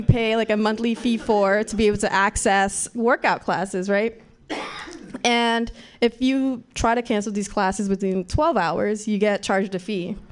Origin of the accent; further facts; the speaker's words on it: Nigeria; moved away; I'm a Nigerian child